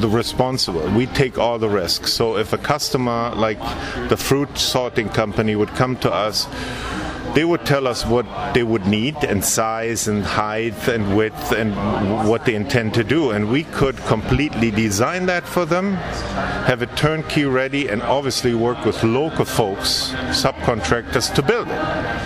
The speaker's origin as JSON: {"language": "English", "town": "Cologne", "region": "North Rhine-Westphalia", "country": "Germany", "also_born_or_lived": "south of Munich, Germany", "moved": "as an adult", "lives_now": "United States", "said": "I'm originally from the Cologne area. That's where I went and studied mechanical engineering in Cologne"}